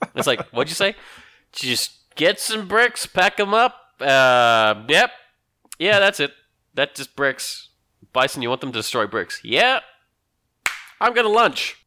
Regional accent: Australia; I'm Australian.

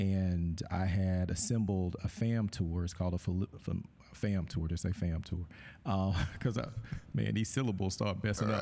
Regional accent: Thomaston, Georgia, United States; moved away as an adult; I'm from Thomaston, Georgia. I, when I graduated high school, I wanted to get as far away from Thomaston, Georgia as I possibly could

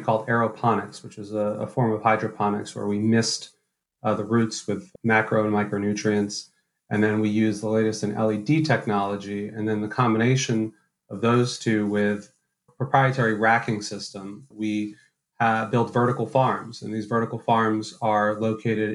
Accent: New York City, New York, United States; I'm actually born and raised in New York City, but I'm actually a fifth generation New Yorker

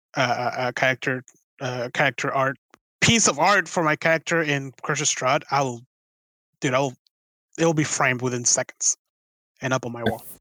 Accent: Venezuela; now in United States; it reminds me so much of like my home country

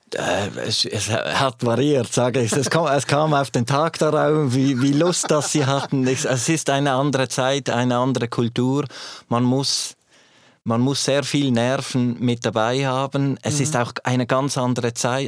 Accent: Switzerland; als Schweizer

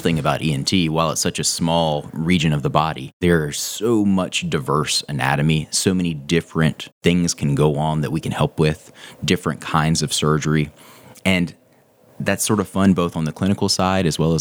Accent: Reidsville, North Carolina, United States; moved away; also born or lived in Chapel Hill, North Carolina; I actually grew up in a small town called Reidsville. It's sort of like in the top middle of the state. The nearest big city is Greensboro, North Carolina.

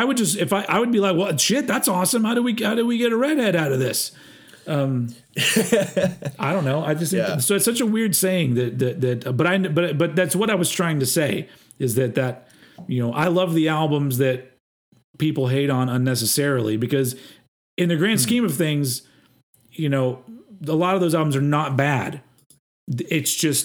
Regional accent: United States; I'm an American

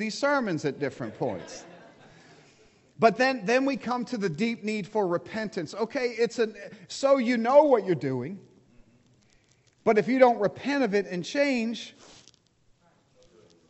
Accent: United States; I'm American

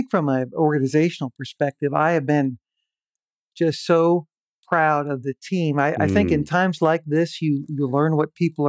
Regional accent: Pennsylvania, United States; born there; I was born in Western Pennsylvania in the greater Pittsburgh area, really at the very beginnings of the Rust Belt era.

